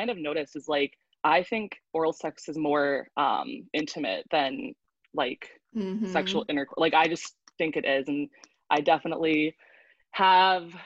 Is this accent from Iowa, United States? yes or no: no; New York, United States; moved away as an adult; also born or lived in Nashville / California; originally I come from New York.